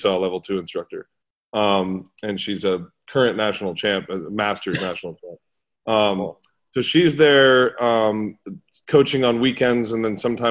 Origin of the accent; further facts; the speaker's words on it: New York City, New York, United States; now in Atlanta, United States; where I grew up in New York City